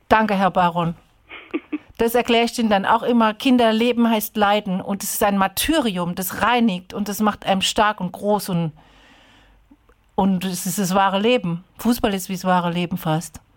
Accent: Ludwigshafen, Rhineland-Palatinate, Germany; moved away; also born or lived in Heidelberg; In der piefigen Stadt Ludwigshafen, in dem piefigen Vorort Rheingönheim, wo ich groß geworden bin

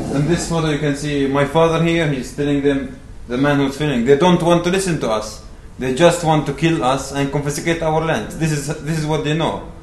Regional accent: Ni'lin, West Bank, Palestine; I'm from the West Bank

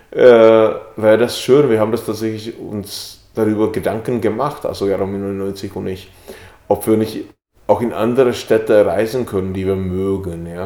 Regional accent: Bohemia, Czechia; German is a second language; im böhmischen Paradies spielt, in der Gegend, wo ich herkomme, Weihnachten im böhmischen Paradies.

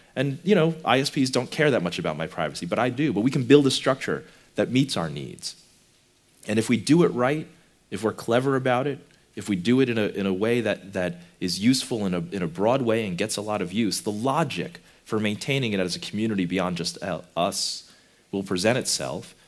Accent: United States; I come from America

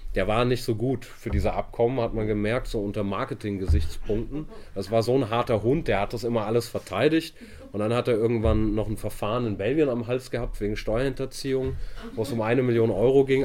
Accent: Hamburg, Germany; also born or lived in Italy; da bin ich aus Hamburg

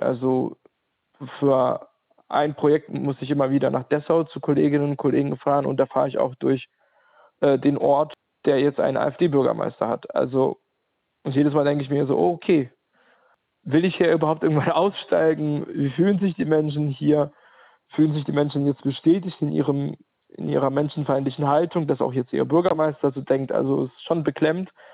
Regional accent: Ukraine; now in Halle, Germany; in der Ukraine geboren und seit 2012 lebe ich in Ostdeutschland, genauer gesagt in Halle

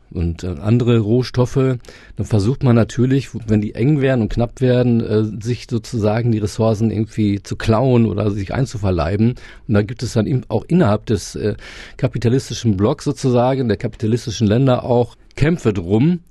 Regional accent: Germany; uns als Deutsche oder Europäer

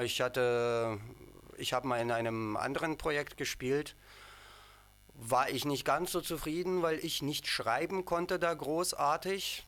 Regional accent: Ukraine; now in Dresden, Germany; ich und unser Bassist Sanja, wir kommen aus der Ukraine beide

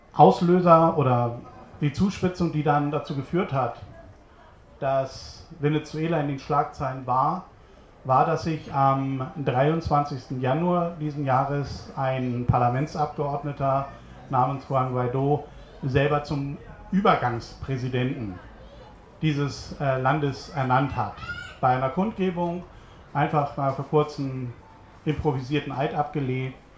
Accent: Hamburg, Germany; now in Berlin, Germany; bin aber eigentlich äh, gebürtiger Hamburger. Ich hoffe, das hört man auch noch

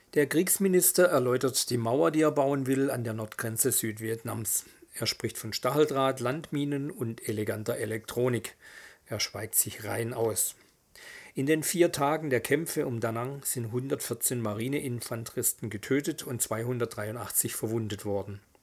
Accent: Esslingen, Baden-Württemberg, Germany; also born or lived in Stuttgart; ich bin ja aufgewachsen hier in Stuttgart äh, oder in Esslingen

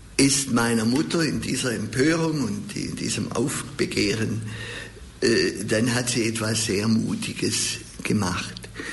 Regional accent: Stuttgart, Baden-Württemberg, Germany; Ich bin ja in Untertürkheim aufgewachsen, dann in Hedelfingen auch lange in die Schule gegangen

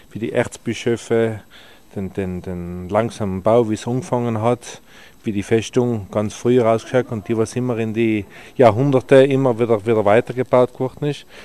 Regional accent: Trentino-Alto Adige, Italy; ah, Südtirol

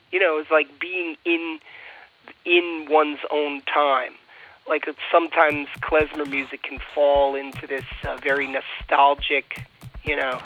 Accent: United States; I identify myself strongly as an American

